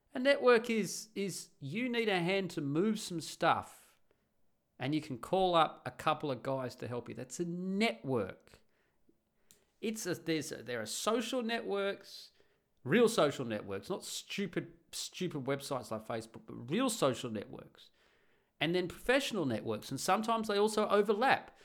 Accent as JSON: {"language": "English", "country": "Australia", "moved": "as an adult", "lives_now": "Netherlands", "said": "I'm the Australian guy that moves to Holland"}